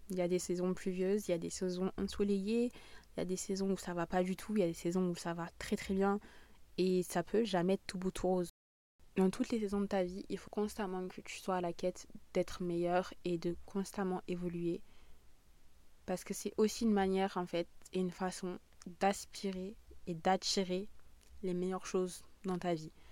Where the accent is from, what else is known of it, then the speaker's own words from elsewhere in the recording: southern France, France; accent: southern; mon accent du sud est vraiment en train de revenir